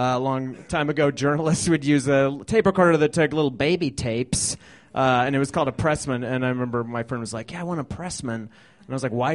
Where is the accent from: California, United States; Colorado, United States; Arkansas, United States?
Colorado, United States; Littleton; I grew up right on the border of Littleton and Highlands Ranch